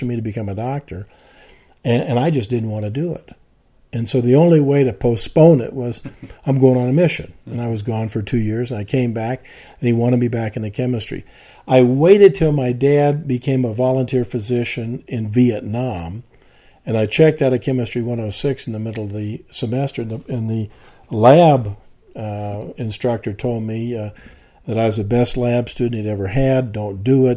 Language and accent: English; the South, United States; I came from the South.